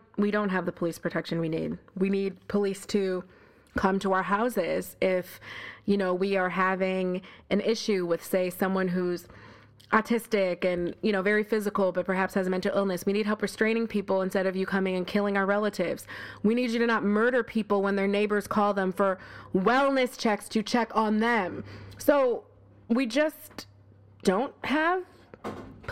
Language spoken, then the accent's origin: English; Buffalo, New York, United States; moved away as an adult; also born or lived in Harlem, New York City; now in New York City, United States; I'm not from here. I grew up in Buffalo, New York, with a house and a swing